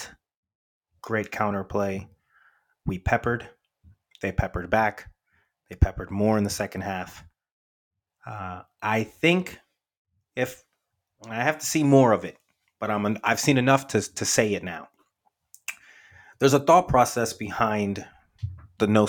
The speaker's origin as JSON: {"language": "English", "country": "United States", "said": "as an American"}